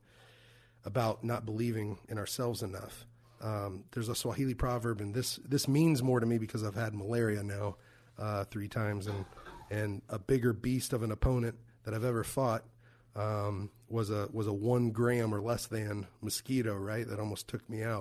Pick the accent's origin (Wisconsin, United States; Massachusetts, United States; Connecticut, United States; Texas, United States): Texas, United States; Fort Worth; moved away; my hometown in Fort Worth, Texas